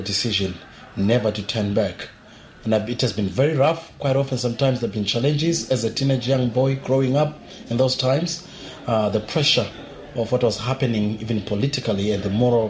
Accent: South Africa; also born or lived in Zimbabwe; now in Perth, Australia; I was born in Zimbabwe, but I spent most of my time in South Africa. And that's when I grew up.

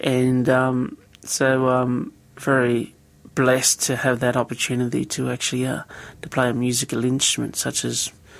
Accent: Deniliquin, New South Wales, Australia; Grew up in a little town called Deniliquin, grew up on a mission actually, and from that we went to the Salvation Army Church

